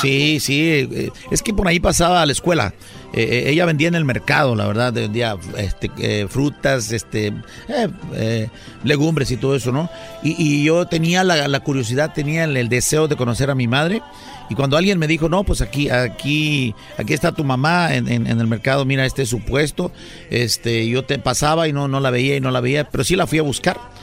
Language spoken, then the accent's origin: Spanish; San Luis de la Loma, Guerrero, Mexico; moved away; also born or lived in Acapulco; somos de, en lo particular, somos un servidor y mi hijo, bueno, yo lo registré ahí, pero nació en Acapulco, eh, un pueblo que se llama San Luis, de la Loma, del estado de Guerrero, en la Costa Grande